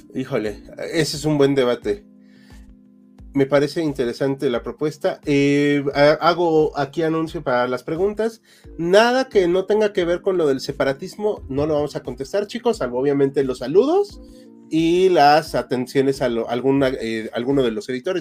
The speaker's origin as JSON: {"language": "Spanish", "country": "Mexico", "said": "Somos mexicanos"}